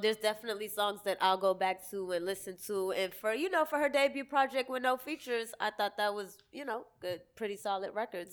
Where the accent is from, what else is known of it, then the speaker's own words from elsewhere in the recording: Cambridge, Massachusetts, United States; also born or lived in Boston; I'm from Cambridge technically, but I represent Boston